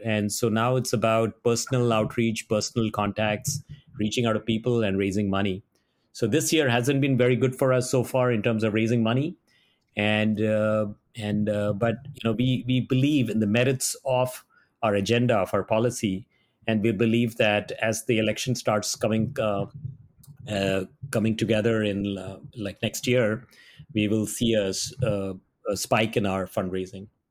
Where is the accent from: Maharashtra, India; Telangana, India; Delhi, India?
Maharashtra, India; Mumbai; moved away as an adult; now in Silicon Valley, United States; From Bombay, India